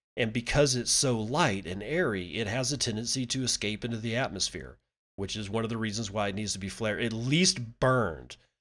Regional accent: Permian Basin, Texas, United States; growing up in the Permian Basin

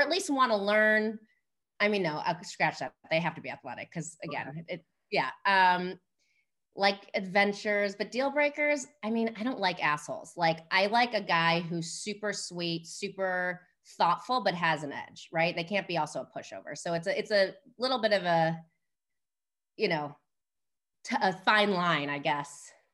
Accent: Chicago, Illinois, United States; moved away as an adult; I'm from Chicago, I grew up in the city

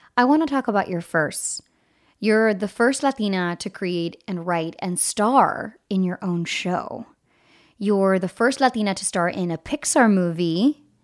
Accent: East Coast, United States; from Colombian uh, uh, heritage, and I grew up in the East Coast

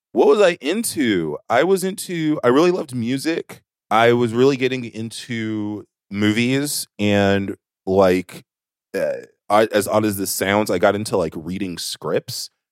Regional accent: the South, United States; moved away; this grid of the South

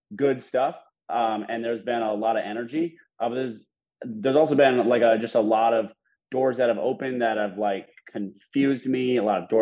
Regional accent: Minnesota, United States; moved away as an adult; now in Dallas, United States; I'm originally from Minnesota, but 1 year and 2 weeks ago, I moved to Dallas, Texas

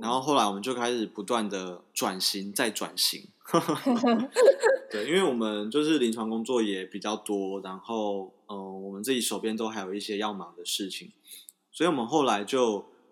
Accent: Taiwan; 我们台湾人

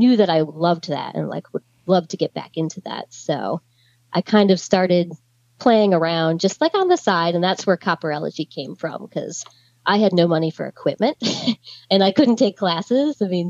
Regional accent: Gettysburg, Pennsylvania, United States; You know, I grew up right outside of Gettysburg. I spent every weekend there going to the museums and always admired it, never planned on collecting.

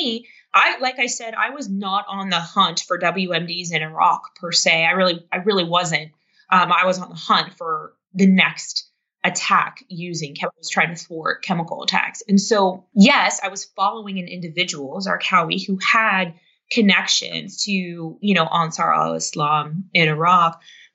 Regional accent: United States; being this American

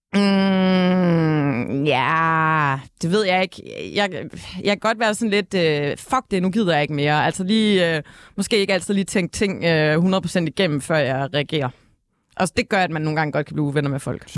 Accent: Ølgod, Southern Denmark, Denmark; Ølgod, hvor jeg kommer fra

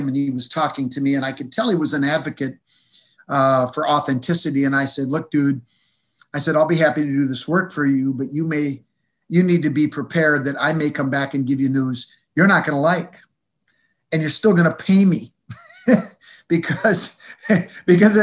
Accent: United States; also born or lived in Minnesota; as an American

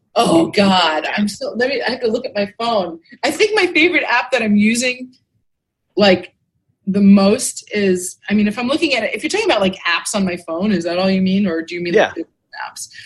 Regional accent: New York, United States; moved away as an adult; now in Clearwater, United States; I grew up in New York actually, but I've lived oh. here most of my adult life. I moved here when I was 24, and I'm 54

